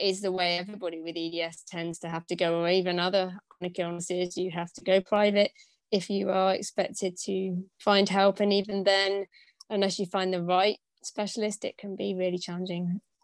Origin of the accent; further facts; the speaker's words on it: United Kingdom; moved away as an adult; I'm originally from Britain, um, but I haven't actually lived in the UK for the last 15 years